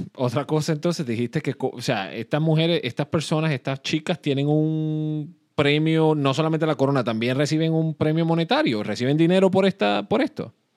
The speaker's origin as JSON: {"language": "Spanish", "country": "Puerto Rico", "tie": "born or raised there", "said": "yo nací y crecí en Puerto Rico"}